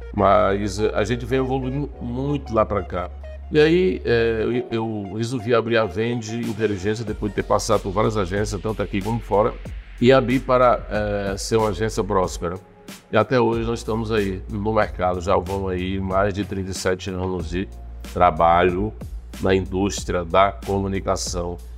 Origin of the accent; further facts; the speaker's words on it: Joaquim Pires, Piauí, Brazil; now in Teresina, Brazil; Eu nasci no norte do estado, em Joaquim Pires, Piauí.